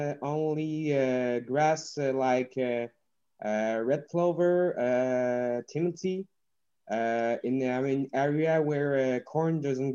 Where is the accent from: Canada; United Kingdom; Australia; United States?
Canada; Quebec; English is a second language; I'm a French Canadian. Here in Quebec, we have some winter, large amount of snow.